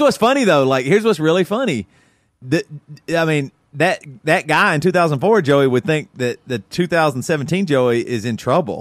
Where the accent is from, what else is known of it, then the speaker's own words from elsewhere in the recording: the South, United States; growing up in South, in the South